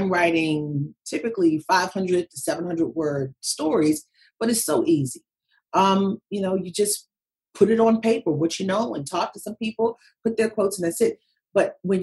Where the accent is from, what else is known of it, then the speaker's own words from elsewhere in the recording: Baltimore, Maryland, United States; from Baltimore